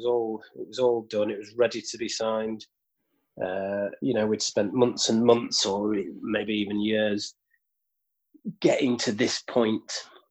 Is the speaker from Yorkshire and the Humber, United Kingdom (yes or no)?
yes; York, Yorkshire and the Humber, United Kingdom; we're from York, and you know York's quite a small city